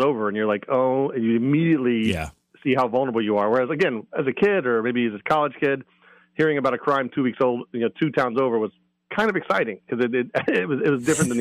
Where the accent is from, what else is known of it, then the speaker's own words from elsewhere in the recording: Maryland, United States; moved away as an adult; also born or lived in Virginia; now in New England, United States; from my home state. Well, from Virginia, but I'm from Maryland. So I was from the Mid-Atlantic.